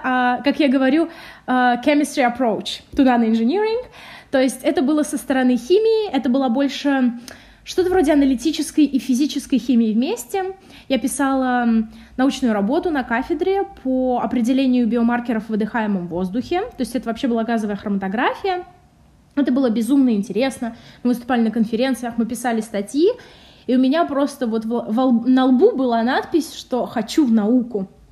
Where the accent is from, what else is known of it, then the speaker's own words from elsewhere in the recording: Samara, Samara Oblast, Russia; moved away as an adult; я вообще из Самары сама